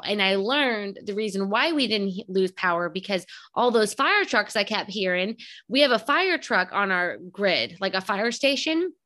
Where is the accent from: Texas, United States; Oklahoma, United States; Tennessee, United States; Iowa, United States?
Texas, United States; now in Houston, United States; I grew up in a small town about an hour south, and I moved up to Houston